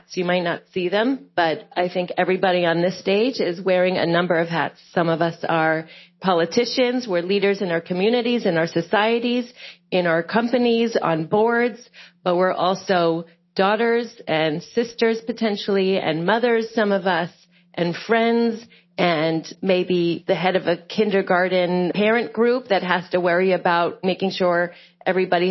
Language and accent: English; United States; moved away as an adult; now in Israel